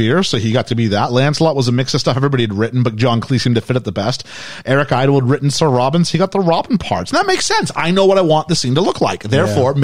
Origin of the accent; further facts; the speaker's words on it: Canada; as a Canadian teenager